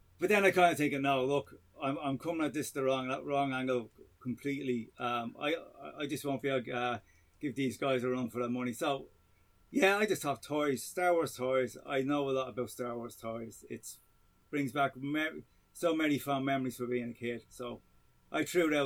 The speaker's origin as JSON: {"language": "English", "town": "Dublin", "region": "Leinster", "country": "Ireland", "said": "As you probably tell from my accent, I'm from Ireland. I'm from Dublin."}